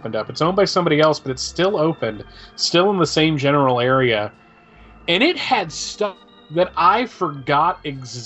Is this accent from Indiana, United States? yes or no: no; Allentown, Pennsylvania, United States; moved away; I grew up in Pennsylvania, in the Allentown area